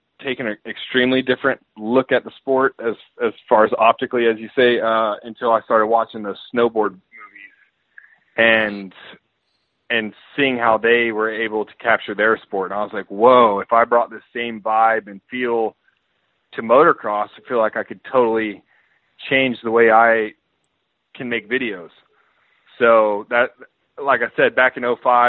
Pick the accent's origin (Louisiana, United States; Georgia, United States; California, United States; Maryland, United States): Georgia, United States; I grew up in Georgia